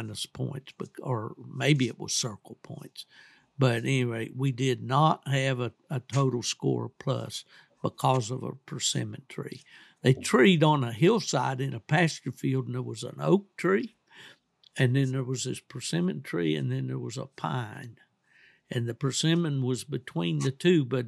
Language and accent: English; West Virginia, United States; moved away; a guy that I grew up with back in West Virginia